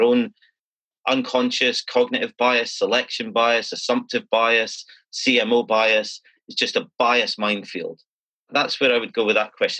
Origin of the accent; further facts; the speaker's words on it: Scotland, United Kingdom; as a Scottish person